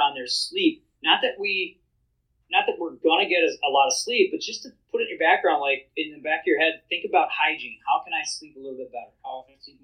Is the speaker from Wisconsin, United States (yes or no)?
yes; Wisconsin, United States; I'm from Wisconsin. I have to say that. It's in my blood